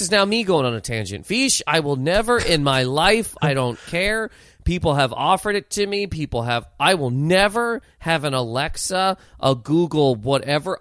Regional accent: Halifax, Nova Scotia, Canada; moved away as an adult; also born or lived in Toronto; now in New York, United States; growing up in Halifax, where I grew up

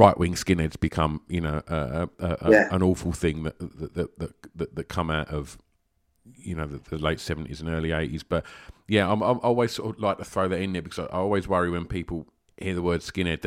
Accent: Tilbury, East of England, United Kingdom; Growing up in Essex and Tilbury, where I did

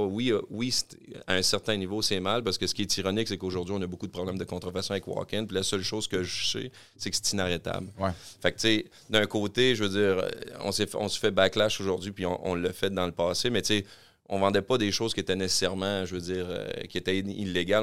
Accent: Quebec City, Quebec, Canada; je suis natif de Québec

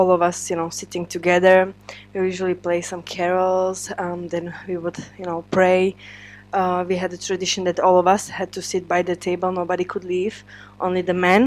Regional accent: Spišská Nová Ves, Košice Region, Slovakia; now in Czech Republic; I'm actually from Spiska Nová Ves, which is eastern part of Slovakia.

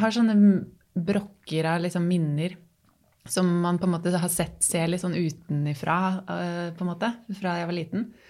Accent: Tangen, Innlandet, Norway; moved away as an adult; also born or lived in Oslo; now in Hamar, Norway; Jeg er oppvokst på Tangen, som ligger tre mil lenger sør

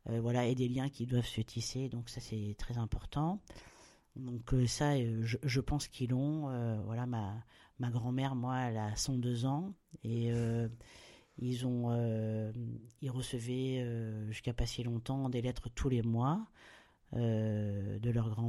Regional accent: Bordeaux, Nouvelle-Aquitaine, France; now in Réunion, France; Moi, je suis de Bordeaux. voilà. Mais euh, voilà, mais, mais, c'est d'origine parce qu'aujourd'hui, euh, voilà, à La Réunion, j'ai passé voilà, plus de temps, presque plus de temps à La Réunion.

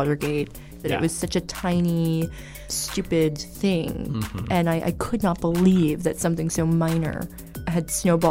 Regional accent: Red Bank, New Jersey, United States; moved away; also born or lived in New York / Los Angeles; I was born in New York, mm-hmm. and I was raised in New Jersey, in Red Bank, which is like an hour and 15 minutes from Manhattan.

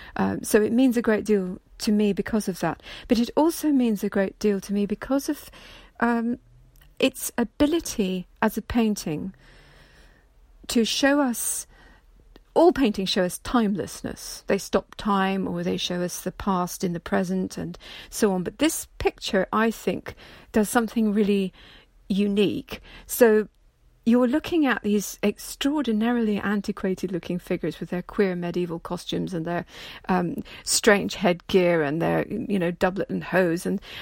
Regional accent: Edinburgh, Scotland, United Kingdom; It was hanging in a reproduction in the house I was brought up in Edinburgh

